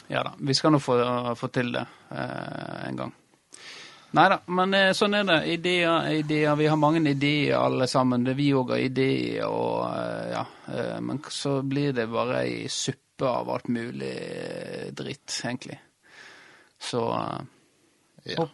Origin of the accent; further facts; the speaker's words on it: Oslo, Norway; Jeg snakker det. Jeg kommer fra Oslo.